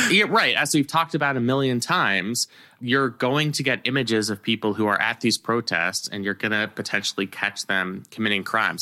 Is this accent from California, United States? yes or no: yes; California, United States; I grew up in California